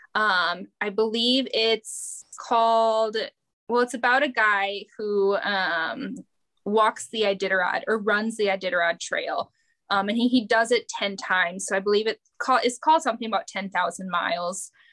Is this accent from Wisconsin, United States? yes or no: yes; near Green Bay, Wisconsin, United States; accent: Wisconsin; Growing up near Green Bay